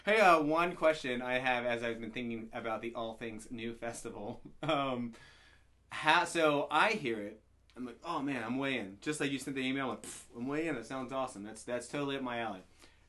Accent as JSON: {"language": "English", "region": "the South", "country": "United States", "said": "I'm from the South."}